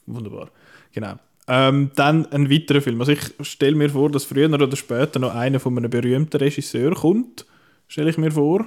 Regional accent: Switzerland; bei uns in der Schweiz

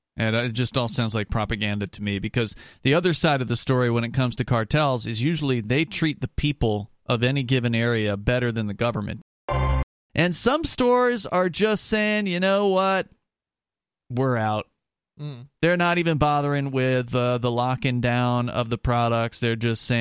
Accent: Florida, United States; I grew up in Florida

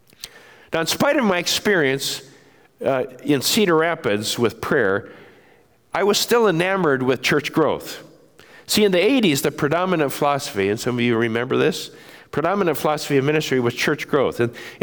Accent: Japan; I grew up in Japan and as a son of missionaries

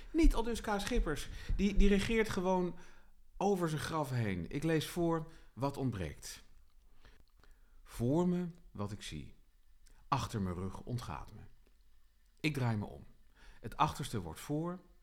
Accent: Utrecht, Netherlands

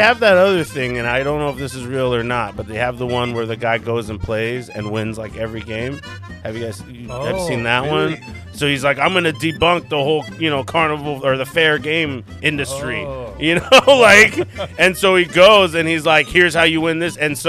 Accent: Mission Viejo, California, United States; Mission Viejo, California.

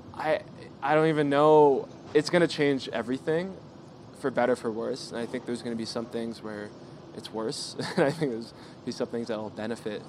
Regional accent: Southern California, United States; we're all from Southern California

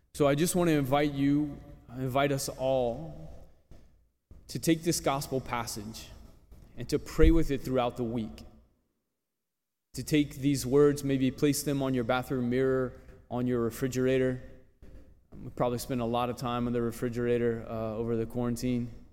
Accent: New Roads, Louisiana, United States; growing up in New Roads

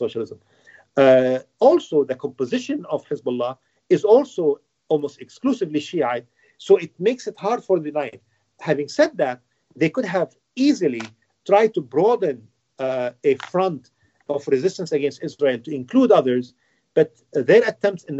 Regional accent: South Governorate, Lebanon; I'm from South Lebanon, so we went frequently to my grandparents' house in Tyre

